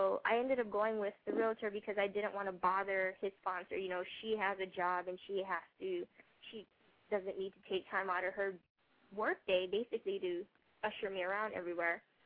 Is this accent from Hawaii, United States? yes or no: yes; Hawaii, United States; also born or lived in San Diego / Japan; now in Memphis, United States; I'm from Hawaii, and I've never lived anywhere further than San Diego prior to going to Japan